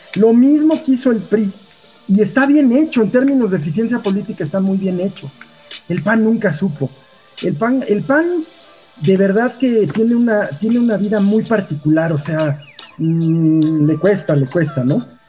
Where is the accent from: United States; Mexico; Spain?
Mexico; somos mexicanos, porque lo hemos vivido acá